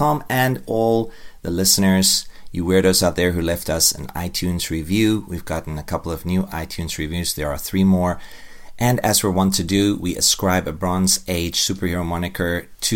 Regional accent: South Africa; I'm a South African.

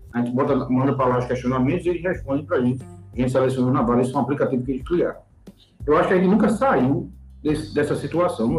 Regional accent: Recife, Pernambuco, Brazil; eu sou do Recife

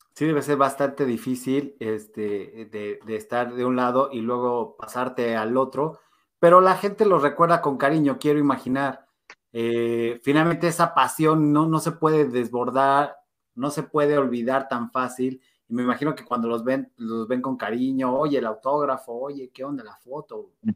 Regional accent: Mexico; somos mexicanos y somos bien dados al drama

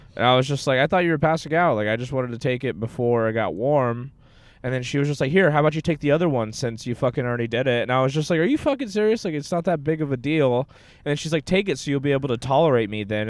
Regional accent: Texas, United States; also born or lived in Sao Paulo, Brazil; I was born somewhere else, and then I, when I was four years old, I moved to Texas.

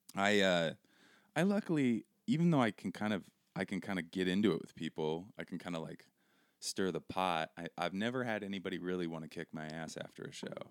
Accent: Seattle, Washington, United States; moved away as an adult; also born or lived in Brooklyn, New York; I grew up in Seattle.

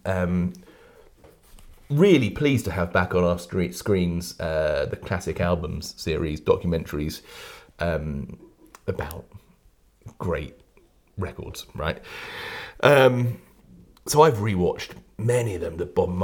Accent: England, United Kingdom; we are English

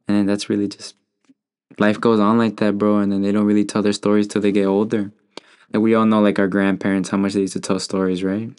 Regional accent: United States; I'm born here

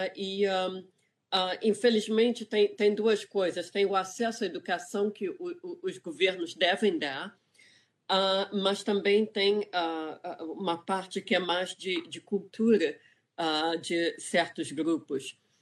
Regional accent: Rio de Janeiro, Brazil; moved away as an adult; also born or lived in England; now in California, United States; eu sou do Rio de Janeiro, uh, eu cresci em Ipanema, mas eu saí do Brasil com 18 anos

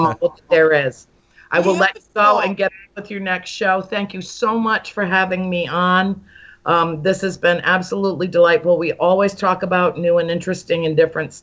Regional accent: Rhode Island, United States; moved away; my hometown

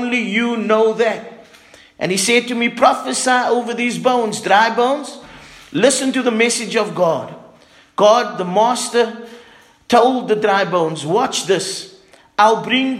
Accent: Cape Town, Western Cape, South Africa; moved away; I grew up in Cape Town

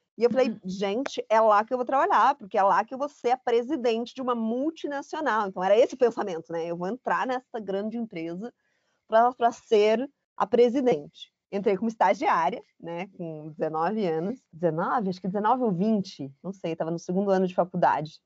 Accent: Curitiba, Paraná, Brazil; moved away as an adult; also born or lived in São Paulo; eu sou curitibana

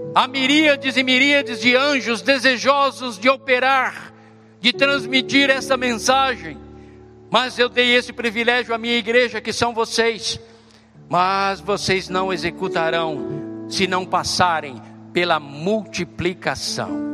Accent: Brazil; nós hoje, como brasileiros e brasileiras

